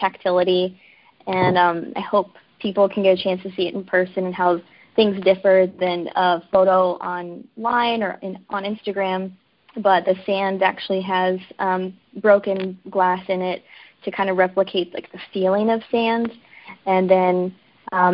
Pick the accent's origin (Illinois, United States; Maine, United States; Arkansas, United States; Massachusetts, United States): Arkansas, United States; now in New York, United States; I am originally from Arkansas